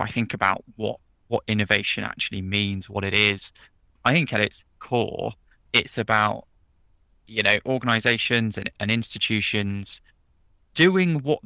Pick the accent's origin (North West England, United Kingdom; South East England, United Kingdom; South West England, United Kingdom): South East England, United Kingdom; Oxford; moved away as an adult; now in London, United Kingdom; was born and bred in Oxford, grew up in Oxford, and I'm now living in the heady heights of London